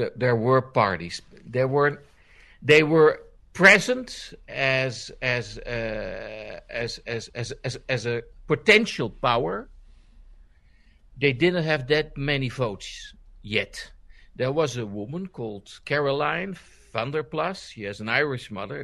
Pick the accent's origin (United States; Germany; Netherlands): Netherlands